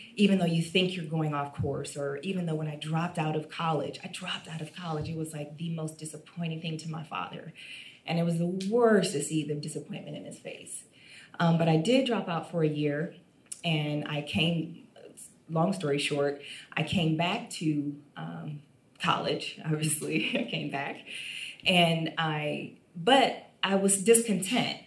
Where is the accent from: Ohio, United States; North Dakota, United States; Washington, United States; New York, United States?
Ohio, United States; Toledo; I'm from Toledo, Ohio, and I'm the youngest.